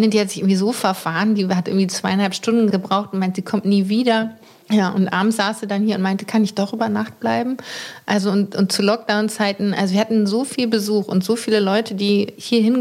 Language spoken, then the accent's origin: German; Rhineland, Germany; Aber ich bin ja Rheinländerin.